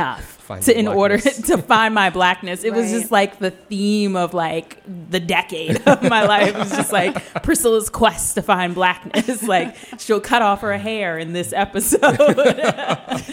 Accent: Washington, District of Columbia, United States; I was homeschooled in DC. Grew up in Northeast

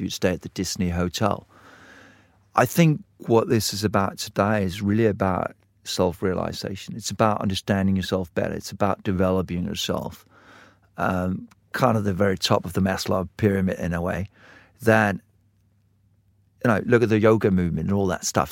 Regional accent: Denmark; I grew up in Denmark

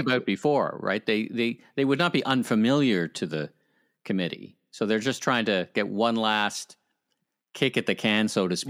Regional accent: Ottawa, Ontario, Canada; moved away; the town that fun forgot my hometown ottawa

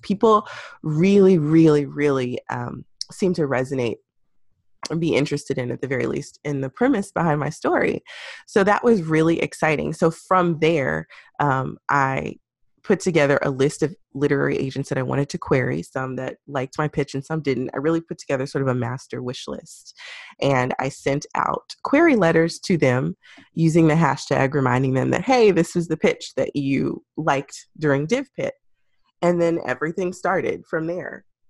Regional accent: Houston, Texas, United States; I grew up in Houston near the Yellowstone and Third Ward area

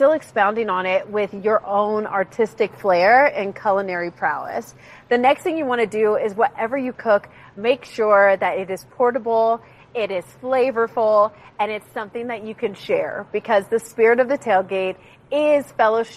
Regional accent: Ohio, United States; moved away; I'm originally from Ohio

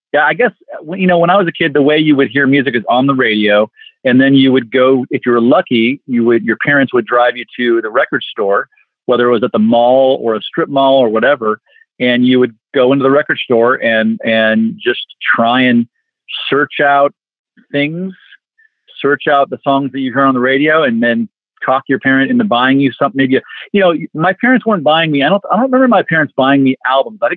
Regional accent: Los Angeles, California, United States; Growing up in the San Fernando Valley in Los Angeles

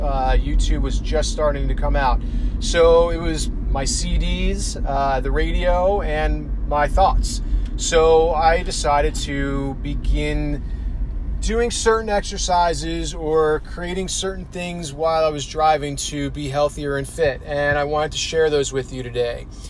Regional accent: New Jersey, United States; my hometown in New Jersey

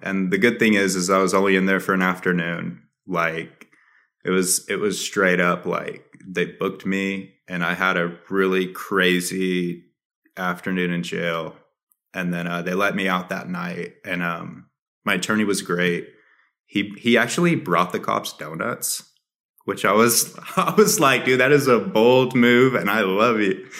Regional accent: New Mexico, United States; also born or lived in Dallas; my hometown, or, like, even, like, all of New Mexico

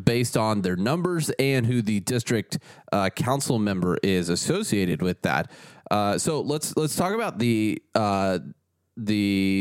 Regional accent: Kentucky, United States; now in Nashville, United States; I'm from Kentucky. I'm very close to Louisville.

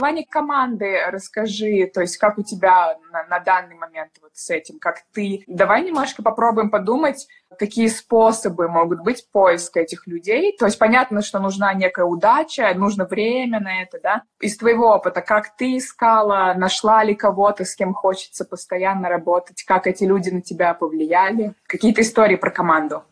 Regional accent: Moscow, Russia; moved away as an adult; now in London, United Kingdom; я из Москвы

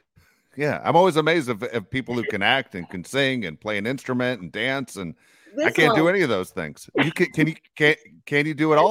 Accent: Southern California, United States; I'm a Southern California guy.

